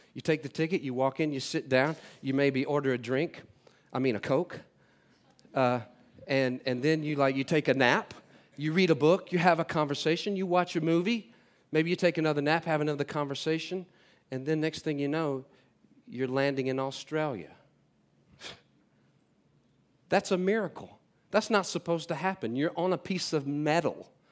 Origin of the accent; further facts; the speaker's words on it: North Carolina, United States; moved away; I'm from North Carolina, uh, originally. Uh, I grew up in a f, a family of six up there